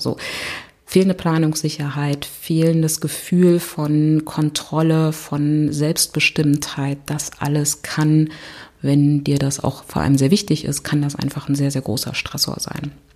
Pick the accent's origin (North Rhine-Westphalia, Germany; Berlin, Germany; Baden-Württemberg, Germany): Berlin, Germany; ich komme aus Berlin